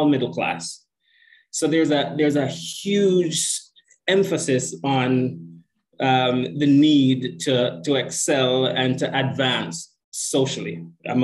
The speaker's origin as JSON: {"language": "English", "country": "Jamaica", "tie": "born or raised there", "also_born_or_lived": "Canada", "moved": "as an adult", "lives_now": "Toronto, Canada", "said": "I'm from Jamaica, what Jamaicans affectionately refer to as the Rock. Proud Jamaican, came to Canada later, actually, in life. I'd already done a fair bit of schooling in Jamaica. Was a teacher for a bit"}